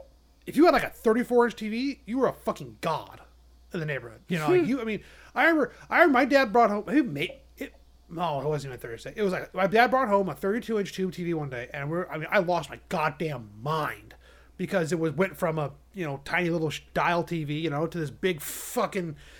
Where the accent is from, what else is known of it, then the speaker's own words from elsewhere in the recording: United States; I'm American